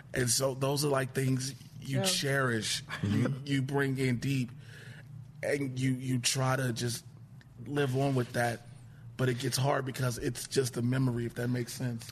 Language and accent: English; Chicago, Illinois, United States; Born and raised south side of Chicago